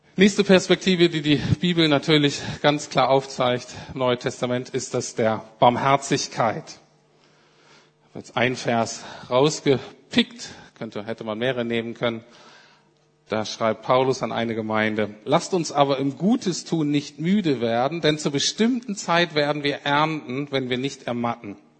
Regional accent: Germany; als Deutsche

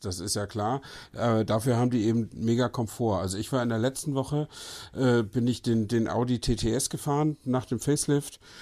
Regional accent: Northern Germany, Germany; also born or lived in Brandenburg; als Norddeutscher

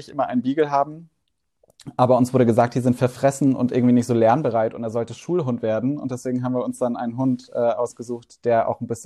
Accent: Hamburg, Germany; Ich bin …. Ähm, ich bin 33 Jahre alt. Ich komme aus Hamburg.

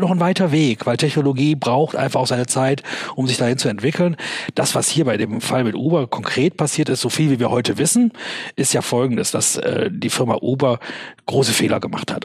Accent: Germany; als Deutscher, als Unternehmer in Deutschland

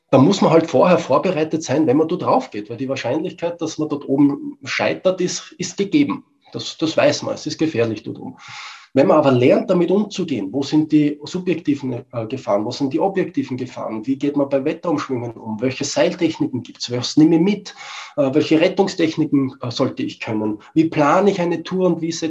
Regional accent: Austria; Ja, als Österreicher sage ich, wir wurschteln auch herum.

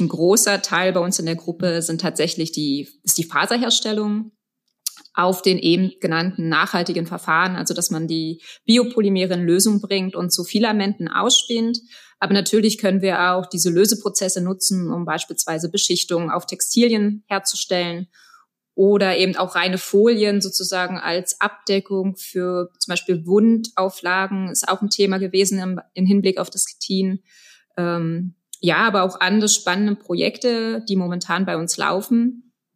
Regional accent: Berlin, Germany; moved away as an adult; now in Stuttgart, Germany; Ich komme ursprünglich aus Berlin

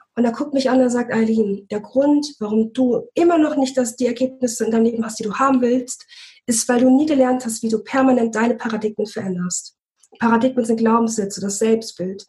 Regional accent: Bremen, Germany; moved away; wir kommen ursprünglich aus Bremen

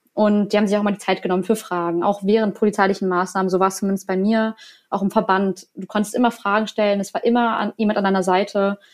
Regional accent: Berlin, Germany; moved away as an adult; now in Neustrelitz, Germany; eigentlich komme ich aus Berlin

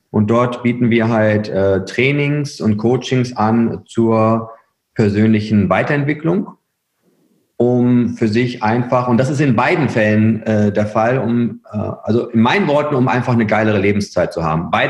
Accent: Herford, North Rhine-Westphalia, Germany; bin, bin Ostwestfale durch und durch. Ja. Also ich komme aus Herford

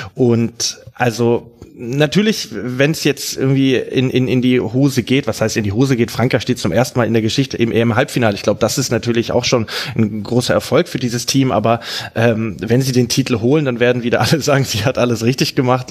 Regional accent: Swabia, Germany; bei uns im Schwabenland

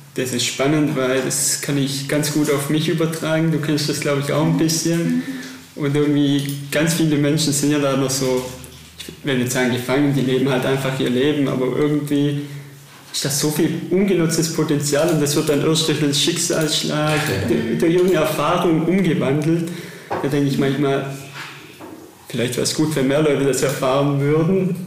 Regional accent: Germany; uns als Deutsche

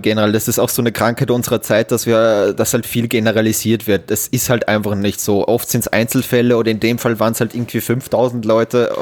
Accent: Austria; bei uns in Österreich

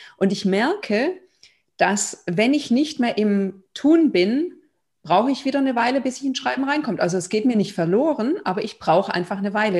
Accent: Germany; also born or lived in Lithuania / Israel / Berlin; Ich bin in Litauen geboren, aber in Deutschland aufgewachsen

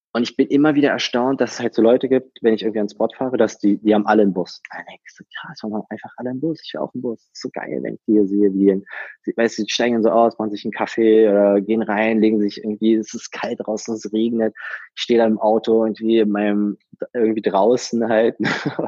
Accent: Berlin, Germany; accent: Berliner Slang; bin geboren und aufgewachsen in Berlin

